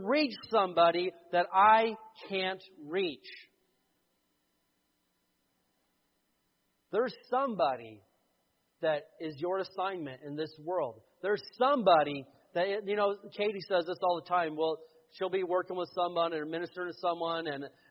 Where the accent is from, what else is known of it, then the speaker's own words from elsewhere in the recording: the Bible Belt, the South, United States; I grew up in the Bible Belt